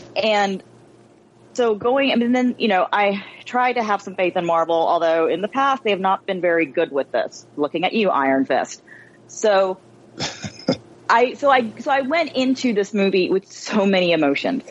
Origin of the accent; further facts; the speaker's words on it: United States; as a child of Asian immigrants, you know, born and raised in America